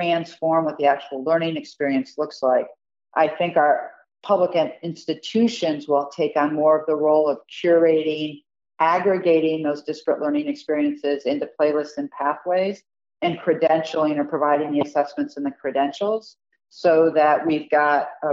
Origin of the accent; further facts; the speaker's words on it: Michigan, United States; I'm originally from Michigan